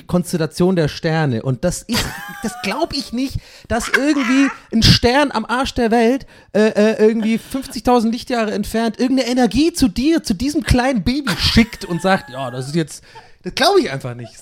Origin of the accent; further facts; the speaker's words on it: Ireland; moved away; Ich bin ja in Irland aufgewachsen